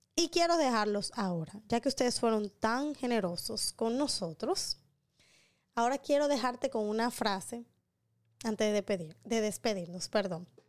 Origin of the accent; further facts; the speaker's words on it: Dominican Republic; un buen dominicano